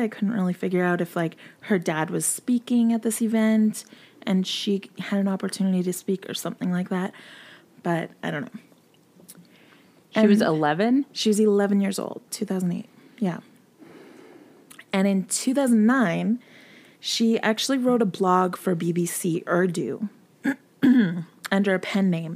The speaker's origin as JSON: {"language": "English", "country": "Canada", "said": "I am Canadian, 100%"}